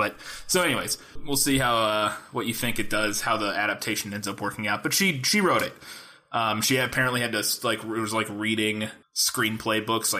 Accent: Missouri, United States; Since we are from Missouri and live in small town Missouri.

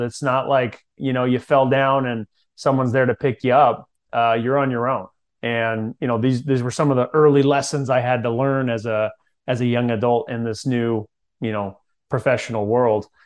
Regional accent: Central California, United States; I grew up in Central California

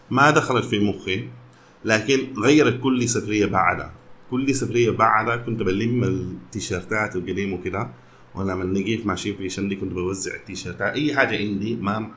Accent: Sudan; ما عندنا نقول اكثر منكم لكن انا سوداني

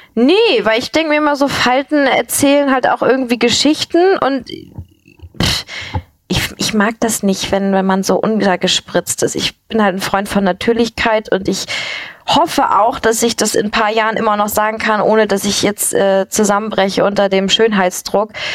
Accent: a village near Kiel, Schleswig-Holstein, Germany; ich bin auf dem Dorf aufgewachsen

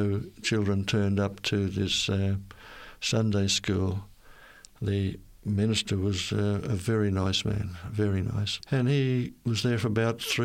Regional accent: Innisfail, Queensland, Australia; I was born and raised in Queensland, North Queensland, the town of Innisfail.

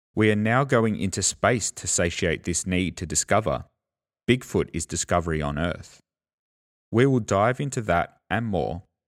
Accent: Australia; accent: Australian; I'm an Australian, so, you know, the Australian accent gets in there

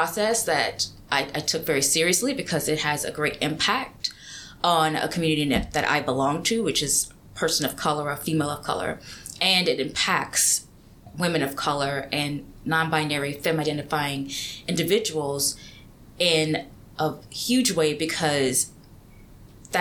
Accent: Louisiana, United States; I grew up in Louisiana, very small town, very rural

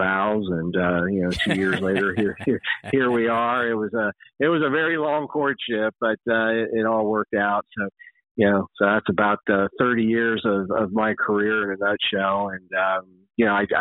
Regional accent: Middletown, Ohio, United States; I was born and raised in Middletown, Ohio, lived my whole life there pretty much

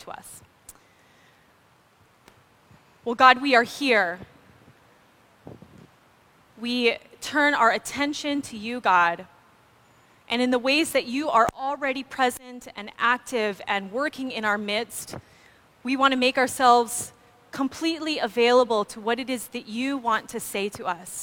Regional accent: Maui, Hawaii, United States; I grew up on Maui

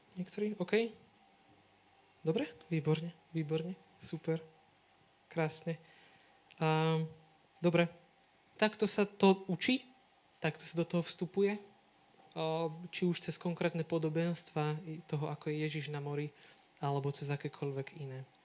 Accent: Rybany, Trenčín Region, Slovakia; moved away as an adult; now in Sereď, Slovakia; teraz mám birmovancov v Rybanoch, u nás v dedine

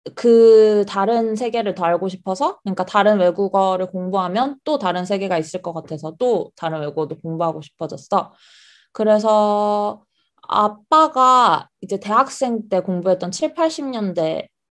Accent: South Korea; moved away as an adult; also born or lived in United Kingdom / Australia; now in Tokyo, Japan; 한국에서 나고 자란 완전 한국 토박이고

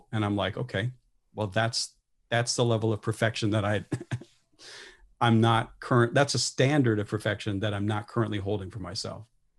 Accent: Midwest, United States; as a Midwesterner born into a military family

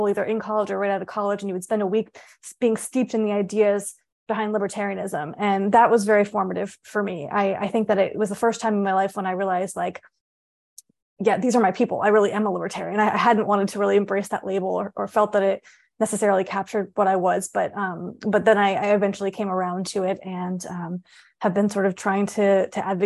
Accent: Tampa, Florida, United States; I grew up mostly in Florida, in a suburb of Tampa, Florida.

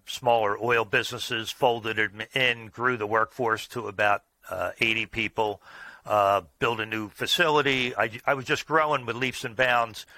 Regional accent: Oaklyn, New Jersey, United States; I grew up locally in the same town that my business is in. It was called Oakland, New Jersey, so a suburb of Philadelphia

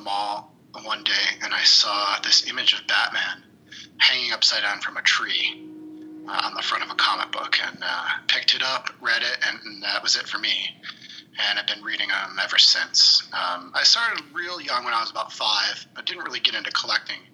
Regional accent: Liverpool, New York, United States; also born or lived in Long Island, New York / Oswego, New York; now in Chicago, United States; I grew up in Syracuse, New York. In Liverpool, which is just outside of Syracuse. I'm in Chicago now

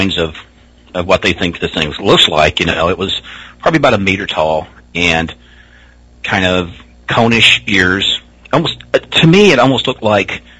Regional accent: near Hopkinsville, Kentucky, United States; accent: Southern; growing up in this area, because like I said, Hopkinsville was maybe 30 minutes from me

